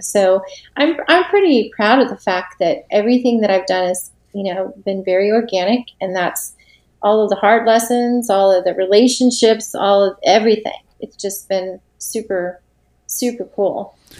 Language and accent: English; Tampa, Florida, United States; also born or lived in Nashville, Tennessee / St. Augustine, Florida; I'm originally from Florida. Okay. I'm from Tampa Bay